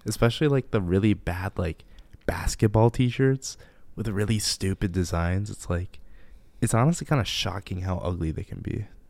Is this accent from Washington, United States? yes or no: no; Livonia, Michigan, United States; also born or lived in Japan; I'm from Livonia, Michigan